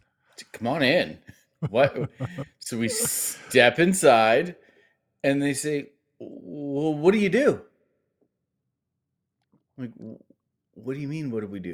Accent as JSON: {"language": "English", "region": "Ohio", "country": "United States", "tie": "born or raised there", "said": "I grew up in Ohio."}